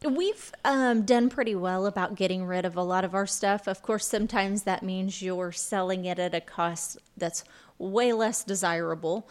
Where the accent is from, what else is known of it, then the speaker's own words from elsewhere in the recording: Lawrenceville, Illinois, United States; now in Vincennes, United States; I'm originally from, uh, Lawrenceville